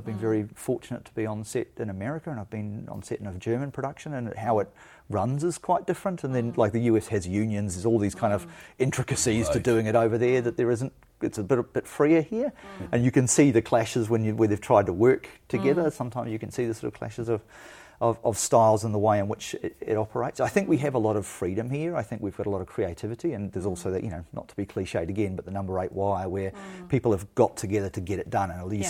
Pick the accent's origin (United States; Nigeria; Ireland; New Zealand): New Zealand; could only be provided by being a New Zealander or an Indigenous New Zealander.